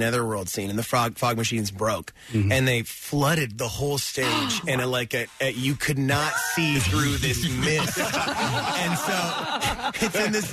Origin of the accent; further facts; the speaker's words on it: New Brunswick, Canada; moved away as an adult; also born or lived in Chicago / Toronto; I was born on the east coast of Canada.